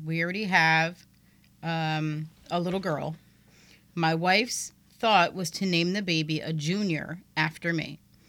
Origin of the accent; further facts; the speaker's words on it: Spokane Valley, Washington, United States; Though I'm originally from Spokane Valley, Washington.